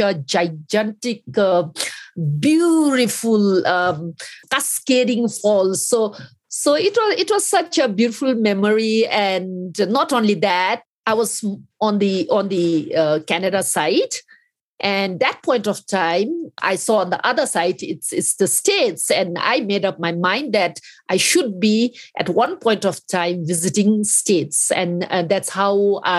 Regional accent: Bhutan

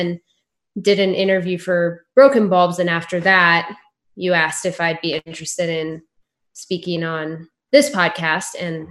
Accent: Denver, Colorado, United States; I grew up all my life in Denver, born and raised

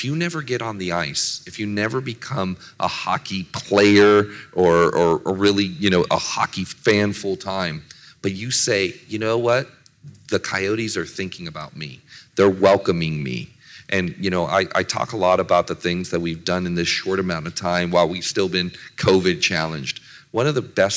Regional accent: San Jose, California, United States; moved away as an adult; now in Arizona, United States; I grew up in San Jose.

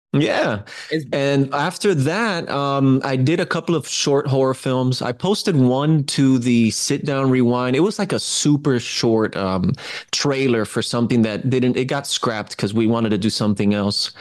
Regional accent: Miami, Florida, United States; I was born in Miami

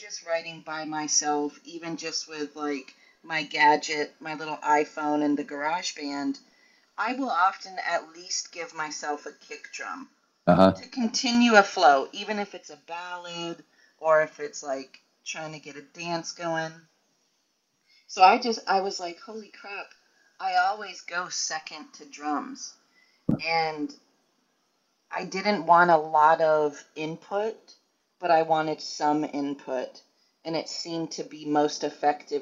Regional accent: Tennessee, United States; moved away as an adult; now in Minneapolis, United States; I grew up in Tennessee, and now I've lived here for 15 years.

